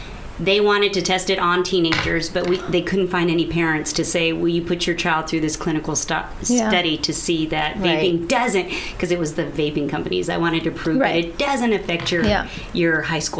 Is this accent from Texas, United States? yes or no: yes; El Paso, Texas, United States; I grew up in El Paso, Texas